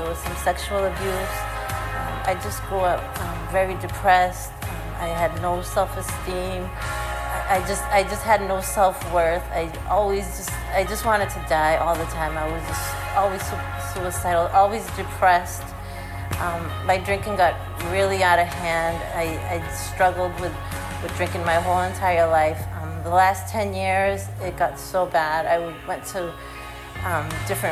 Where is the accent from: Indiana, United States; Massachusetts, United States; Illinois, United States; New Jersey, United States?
Massachusetts, United States; Brockton; I'm from Brockton, Massachusetts. I grew up in a Cape Verdean household